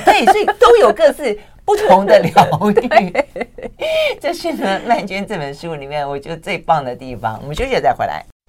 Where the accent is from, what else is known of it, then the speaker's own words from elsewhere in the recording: Tainan, Taiwan; moved away; 以前我们在讲我们老家，就是讲台南啊